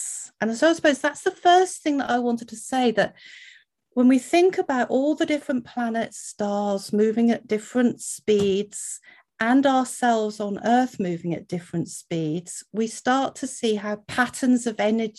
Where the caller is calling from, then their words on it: Wales, United Kingdom; I'm in Wales in the UK, so thank you very much for having me today.